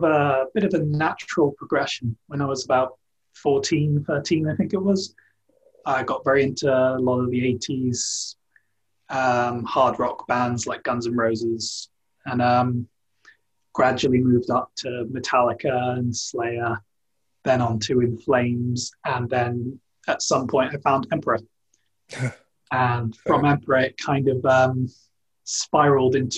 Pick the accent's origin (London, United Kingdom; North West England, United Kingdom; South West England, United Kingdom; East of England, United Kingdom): South West England, United Kingdom; East Cornwall; I was born in East Cornwall, part of a Celtic family down here